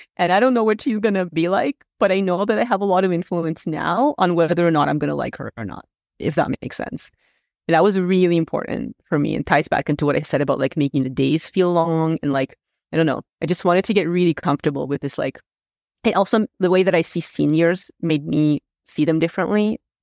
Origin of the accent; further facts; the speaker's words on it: Moscow, Russia; first language Russian; English is a second language; now in Canada; I was born in Moscow, so I'm Russian.